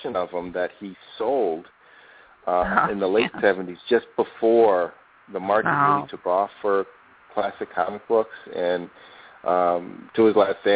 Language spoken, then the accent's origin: English; Bridgeport, Connecticut, United States; now in Phoenix, United States; where I grew up in Bridgeport, Connecticut.